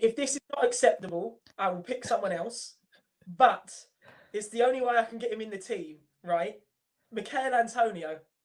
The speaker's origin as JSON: {"language": "English", "country": "Ireland", "said": "I'm Irish"}